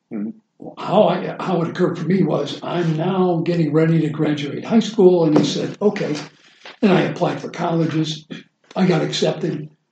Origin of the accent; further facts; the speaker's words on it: Midwest, United States; I grew up really in the Midwest. I'm the oldest of 12 children, 10 boys.